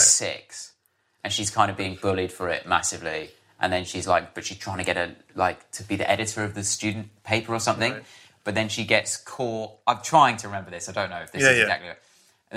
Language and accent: English; Harpenden, East of England, United Kingdom; I grew up in Harpenden in Hertfordshire.